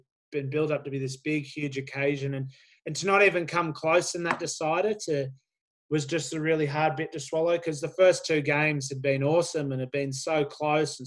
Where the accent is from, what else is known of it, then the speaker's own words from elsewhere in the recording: Sydney, New South Wales, Australia; I grew up in Sydney.